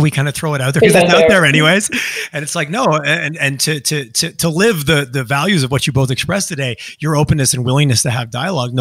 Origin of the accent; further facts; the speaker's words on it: Quebec, Canada; growing up in Quebec through the referendum